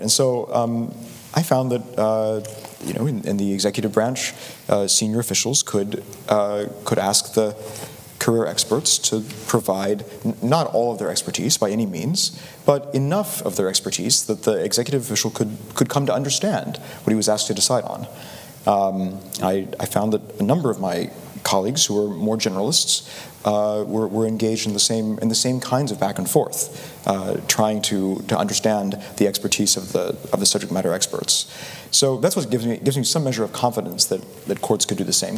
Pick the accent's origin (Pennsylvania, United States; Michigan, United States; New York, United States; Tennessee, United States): Tennessee, United States; Chattanooga; I'm from Chattanooga, Tennessee.